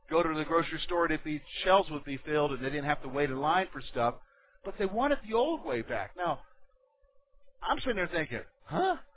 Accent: Berlin, Germany; born there; Some of you know that I was born in Germany. I was born in Berlin. My dad was an American soldier stationed in Berlin in the 60s. And my mother is a German.

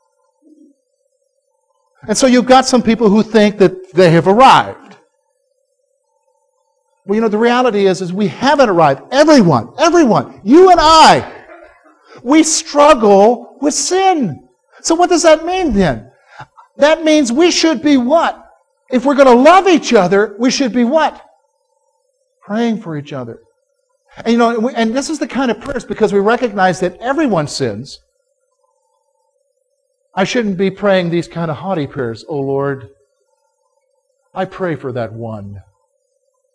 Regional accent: South Carolina, United States; as a boy, I was growing up in South Carolina

